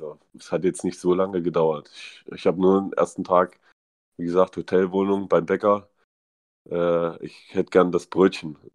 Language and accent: German; East Germany, Germany; sprichst nicht mehr wie ein Ossi. also man hört es man hört's mir nicht mehr an, äh, wo ich herkomme.